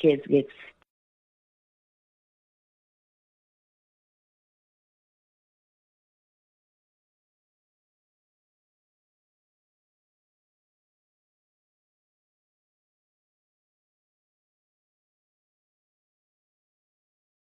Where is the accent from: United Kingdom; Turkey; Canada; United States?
United States; Toledo, Ohio; now in Cincinnati, United States; even though I am no longer in the city. I still want to know what's going on with my hometown